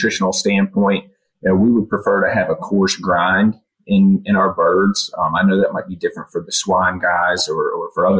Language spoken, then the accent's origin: English; Central North Carolina, United States; I grew up in Central North Carolina